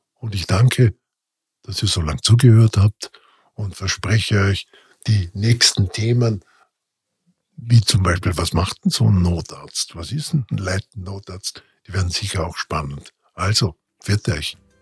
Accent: Gaschurn, Vorarlberg, Austria; accent: Vorarlbergerisch; moved away; also born or lived in Bregenz; Also in Bregenz geboren, dann in weiterer Folge im Montafon groß geworden

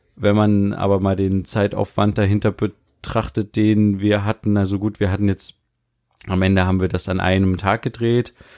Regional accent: Germany; wir als Deutsche

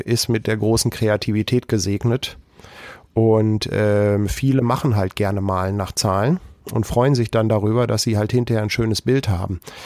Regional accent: Germany; wir Deutschen

